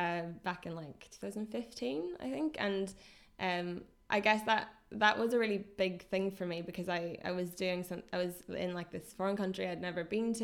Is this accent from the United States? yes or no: no; Northern Ireland, United Kingdom; accent: Northern Irish; Yeah, I was really conscious of it. So I think I neutralized my accent quite a lot because I was teaching them English.